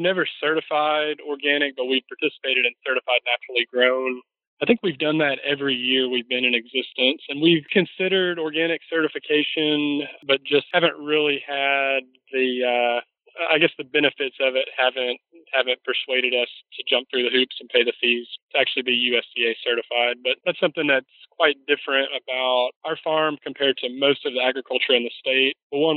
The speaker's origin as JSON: {"language": "English", "region": "Mississippi", "country": "United States", "tie": "born or raised there", "also_born_or_lived": "California", "said": "I grew up in Mississippi. Both my mom and dad are from Mississippi for many generations back"}